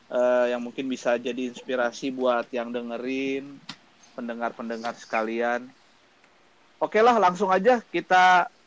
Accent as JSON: {"language": "Indonesian", "region": "Jakarta", "country": "Indonesia", "lives_now": "Tangerang Selatan, Indonesia", "said": "gue gue asal dari Jakarta sekarang tinggal di Tangerang Selatan"}